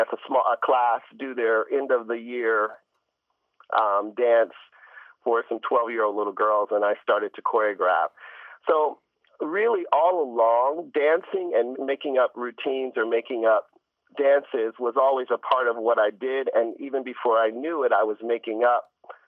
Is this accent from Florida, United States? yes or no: no; Ohio, United States; I'm from Ohio